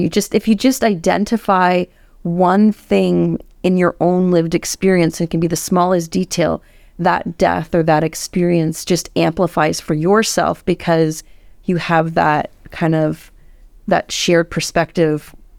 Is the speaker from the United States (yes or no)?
no; Canada; I'm Canadian.